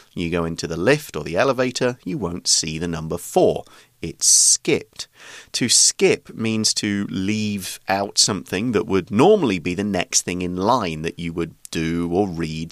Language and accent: English; United Kingdom; now in Taiwan; I'm British